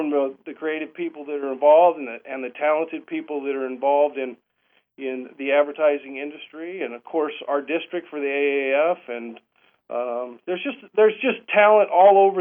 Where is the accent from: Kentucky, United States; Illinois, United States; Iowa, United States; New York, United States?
Iowa, United States; Marshalltown; also born or lived in Northeast Arkansas; now in Arkansas, United States; I was born and raised in Marshalltown, Iowa